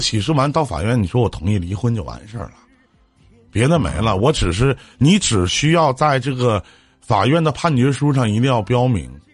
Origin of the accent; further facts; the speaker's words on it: Shenyang, Liaoning, China; also born or lived in Liaoyang; 我是沈阳的